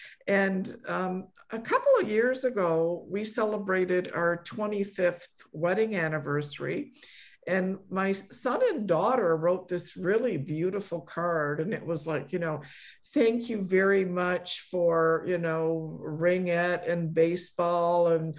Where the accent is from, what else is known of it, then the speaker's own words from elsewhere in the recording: Poland; born there; I was born in Poland, and I grew up in a Polish immigrant family.